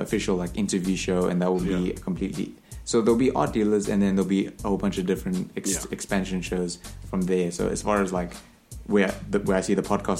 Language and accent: English; South Africa; I'm South African people.